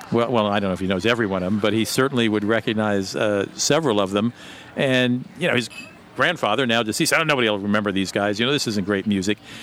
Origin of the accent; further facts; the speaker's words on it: Germany; moved away; I grew up in Germany.